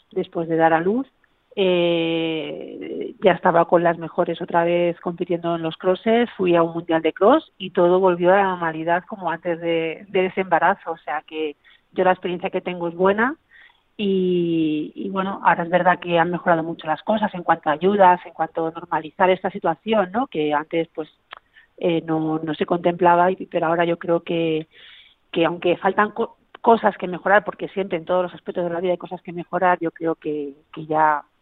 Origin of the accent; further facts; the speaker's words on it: Barcelona, Catalonia, Spain; moved away as an adult; now in Ávila, Spain; nací en Barcelona pero bueno, llevo ya casi la mitad de mi vida en Ávila.